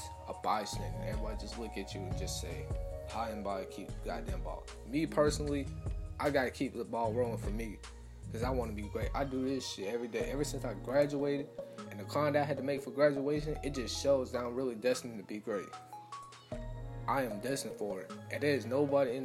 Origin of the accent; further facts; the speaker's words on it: Atlanta, Georgia, United States; I'm from Atlanta.